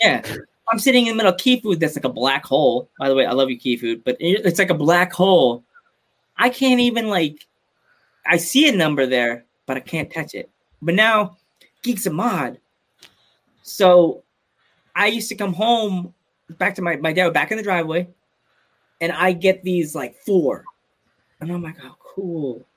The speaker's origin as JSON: {"language": "English", "country": "United States", "said": "we're from America."}